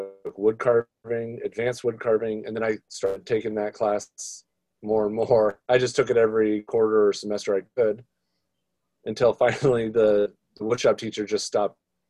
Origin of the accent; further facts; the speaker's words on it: Seattle, Washington, United States; also born or lived in California / Oregon; I've been in Seattle for 24 years of my 37 years alive